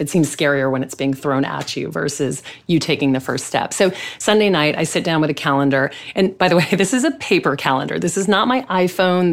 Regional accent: Louisiana, United States; I grew up in the South. I grew up in Louisiana

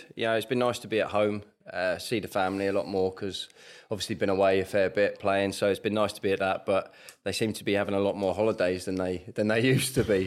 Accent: Surrey, South East England, United Kingdom; also born or lived in Middlesbrough / Guildford; from Surrey, growing up in Surrey, so Man United fan

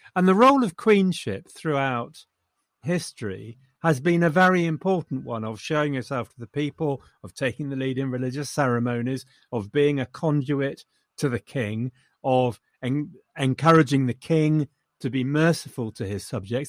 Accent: England, United Kingdom; I'm too English

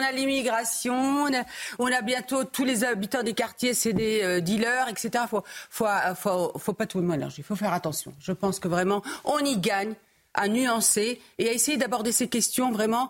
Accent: Morocco; now in France; Moi, je suis immigré, je suis né au Maroc

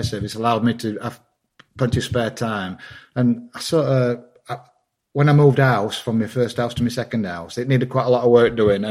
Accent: Wakefield, Yorkshire and the Humber, United Kingdom; I'm from Wakefield, West Yorkshire. So I'm like the third generation coal miner

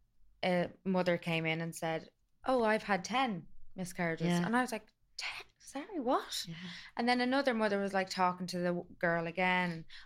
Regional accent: Dublin, Leinster, Ireland; born there; I was born in the Rotunda and my nanny was upstairs getting having a hysterectomy.

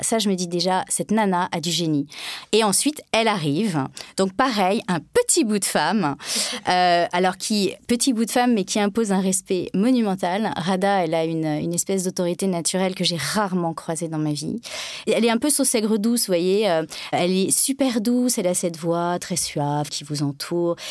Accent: France; je suis française

